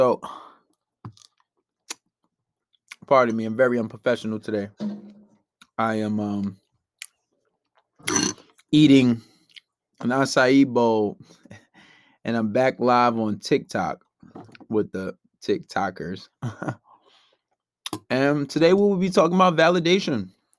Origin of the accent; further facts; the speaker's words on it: New York, United States; Maybe because I'm from New York.